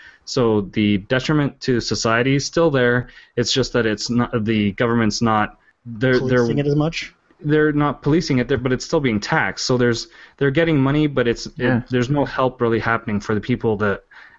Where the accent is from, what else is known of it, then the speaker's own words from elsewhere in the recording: France; moved away; I was born in France